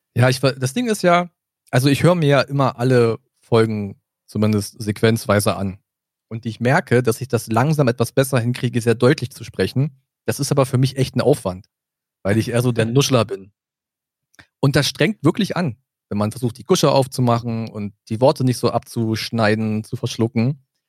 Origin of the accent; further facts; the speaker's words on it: south of Brandenburg, Germany; moved away as an adult; now in Berlin, Germany; wir sind ja im Süden von Brandenburg groß geworden, dann rutschen wir eher so ein bisschen in das Sächsische rein